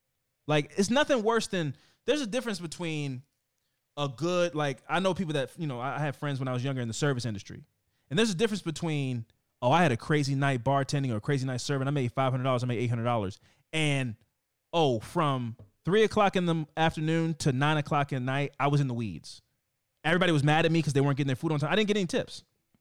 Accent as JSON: {"language": "English", "town": "Oakland", "region": "California", "country": "United States", "said": "I'm from Oakland."}